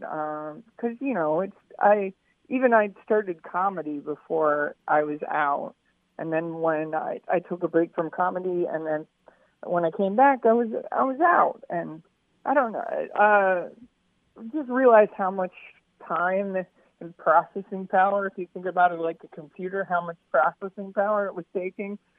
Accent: Baltimore, Maryland, United States; moved away as an adult; now in Seattle, United States; I'm originally from Baltimore, but I moved to the Northwest about, like, 15 years ago

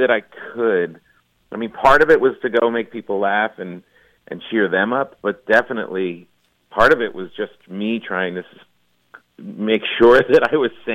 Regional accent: New Jersey, United States; I grew up in New Jersey

